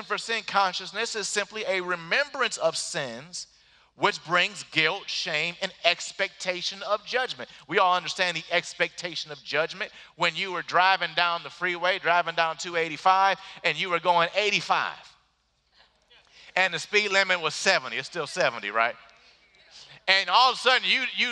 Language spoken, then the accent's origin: English; Detroit, Michigan, United States; moved away; I grew up in Detroit where they say the exact same stuff